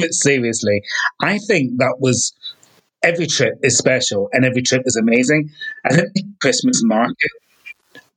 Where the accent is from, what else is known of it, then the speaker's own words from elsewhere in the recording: Scotland, United Kingdom; my home country. It's stunning